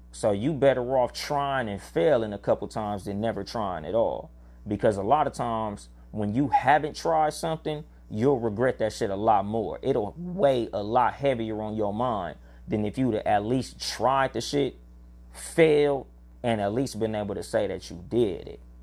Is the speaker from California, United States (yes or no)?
yes; California, United States; I'm from California